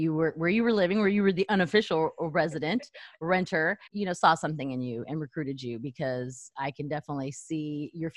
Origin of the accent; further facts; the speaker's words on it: El Paso, Texas, United States; moved away; I'm from El Paso, Texas